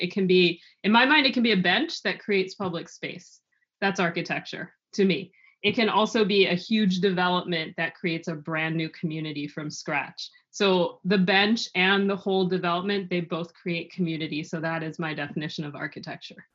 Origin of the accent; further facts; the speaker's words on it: Los Angeles, California, United States; I was born in Los Angeles and raised there